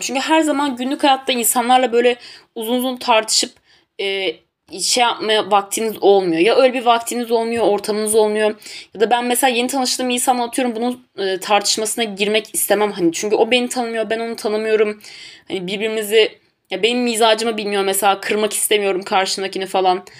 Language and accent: Turkish; Tunceli Province, Turkey